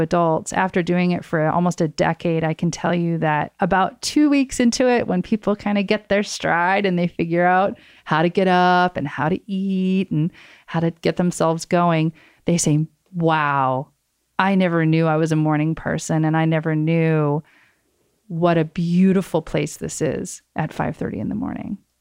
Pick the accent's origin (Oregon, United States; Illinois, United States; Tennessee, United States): Tennessee, United States; Oak Ridge; my hometown in Oak Ridge, Tennessee